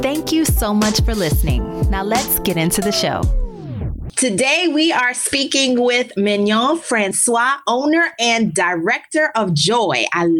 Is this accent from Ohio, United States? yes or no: no; New Orleans, Louisiana, United States; moved away as an adult; also born or lived in Baltimore / Chicago / Dallas; now in Miami, United States; I'm a media veteran, digital content creator, and strategist. My career has required many cross-country relocations from my hometown of New Orleans to Baltimore, St. Louis, Chicago, Dallas, back to New Orleans, and now Miami, Florida.